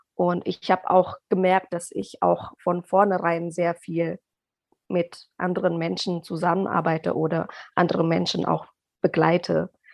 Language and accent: German; Indonesia; German is a second language; now in Germany; ich komme aus Indonesien. Ich bin da geboren und aufgewachsen